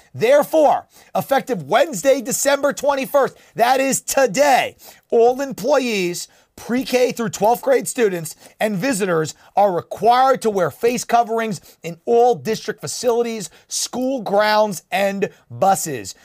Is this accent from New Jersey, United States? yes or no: yes; New Jersey, United States; my home state of New Jersey